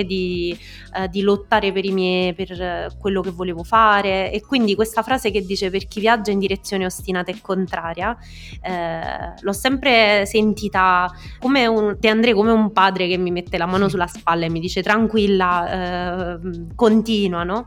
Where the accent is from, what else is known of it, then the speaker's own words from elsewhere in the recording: Molise, Italy; moved away as an adult; also born or lived in Rome; appena uscita fuori dal mio paesino, dal Molise